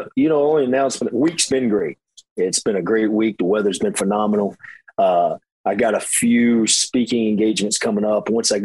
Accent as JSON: {"language": "English", "town": "Hickory", "region": "North Carolina", "country": "United States", "tie": "born or raised there", "said": "my hometown, Hickory."}